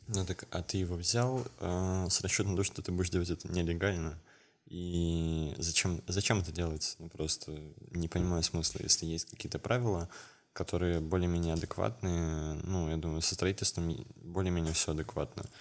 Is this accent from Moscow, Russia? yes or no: no; Kemerovo Oblast, Russia; из, э, области, где я, откуда я родом, из Кемеровской области